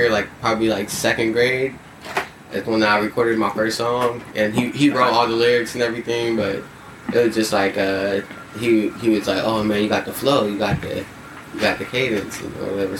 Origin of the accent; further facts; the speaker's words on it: San Diego, California, United States; also born or lived in Inland Empire, California / Marietta, Georgia / Atlanta, Georgia; I'm from San Diego, man. Born and raised out here in the Southeast.